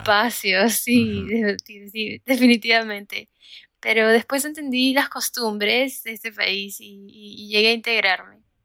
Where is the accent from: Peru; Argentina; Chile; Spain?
Peru; Lima; moved away as an adult; now in United States; soy peruana y vivo en los Estados Unidos desde ya hace 15 años